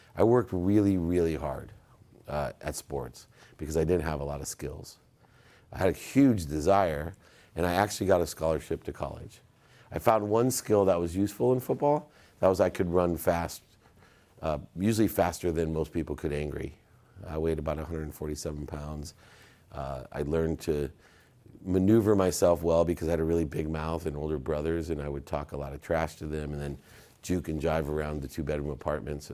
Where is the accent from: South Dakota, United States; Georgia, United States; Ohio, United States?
Ohio, United States; Akron; moved away; I was born in Akron, Ohio